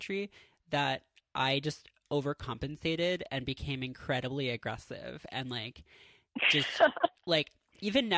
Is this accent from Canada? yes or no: yes; Southern Ontario, Canada; accent: Southern Ontario; also born or lived in Seattle; now in New York, United States; people clocked me as Canadian because I had like a bit of an accent. But like here, I don't think it's as obvious because the distinction between like a Southern Ontario accent and like an upstate New York accent